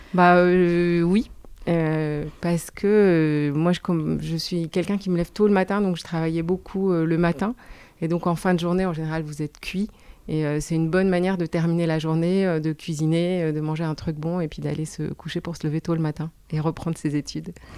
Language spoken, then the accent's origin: French; Brussels, Brussels-Capital Region, Belgium; moved away as an adult; now in France; j'ai grandi en Belgique. Je suis venue en France euh, pour faire mes études de droit quand j'avais 18 ans.